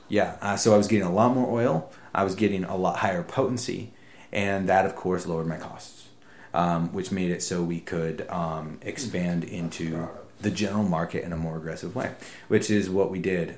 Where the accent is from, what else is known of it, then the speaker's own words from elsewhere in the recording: United States; as an American